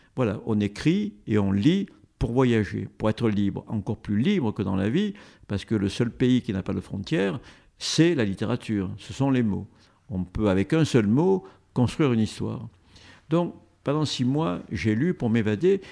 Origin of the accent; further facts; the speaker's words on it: Marseille, Provence-Alpes-Côte d'Azur, France; mon enfance à Marseille